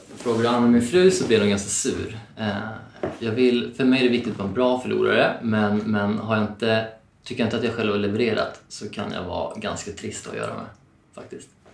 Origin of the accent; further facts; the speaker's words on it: Eskilstuna, Södermanland, Sweden; moved away as an adult; now in Stockholm, Sweden; Jag är född och uppvuxen i Eskilstuna